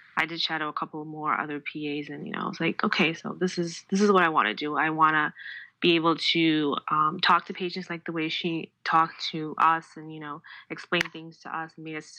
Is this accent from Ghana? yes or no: yes; Ghana; moved away as an adult; also born or lived in Minnesota, United States; now in Connecticut, United States; I'm originally from Ghana, but I came to Minnesota about 10 years ago